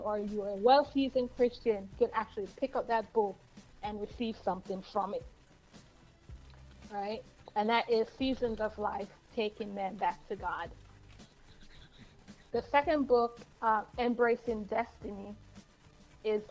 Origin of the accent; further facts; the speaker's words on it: Jamaica; I am from Yard. Wait, let me say that right. We come from Yard.